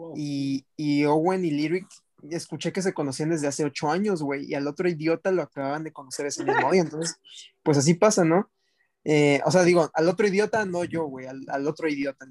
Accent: Mexico; de México

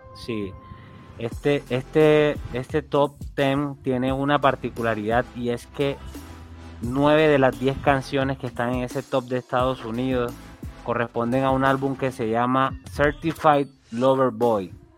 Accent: Colombia; Yo soy un colombiano

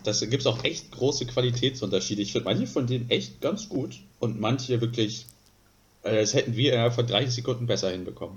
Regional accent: Northern Germany, Germany; wir so als Norddeutsche

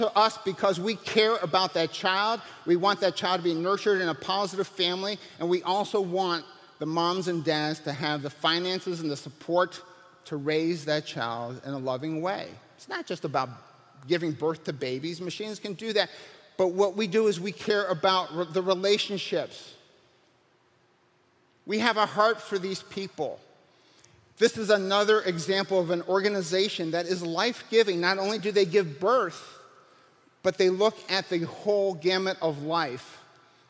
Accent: United States; as an American having the blessing of a restaurant

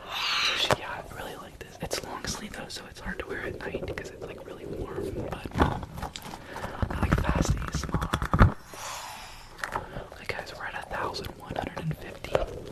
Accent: New York, United States; I'm from New York.

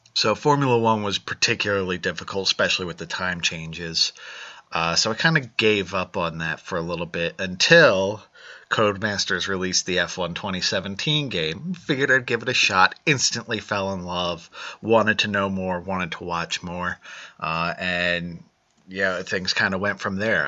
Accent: United States; being an American

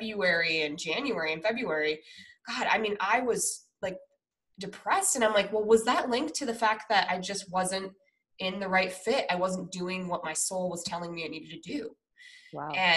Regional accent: Denver, Colorado, United States; now in San Diego, United States; I'm from Denver

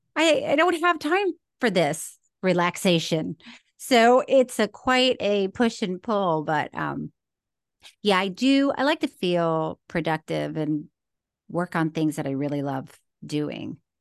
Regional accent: Florida, United States; now in California, United States; I did grow up in Florida

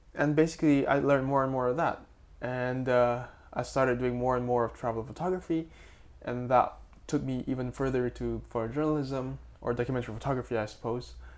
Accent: Makassar, South Sulawesi, Indonesia; my hometown, Makassar

